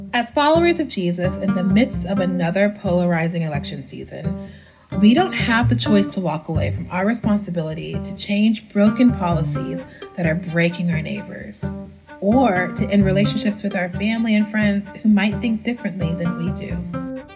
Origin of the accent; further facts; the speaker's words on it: Southeast Texas, United States; I'm from Southeast Texas